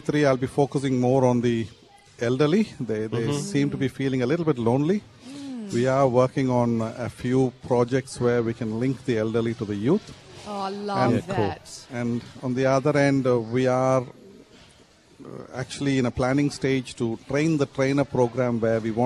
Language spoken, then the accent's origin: English; India; moved away as an adult; also born or lived in United Kingdom; now in Perth, Australia; I was born in India and brought up there, moved to the UK and eventually migrated to Perth in 2006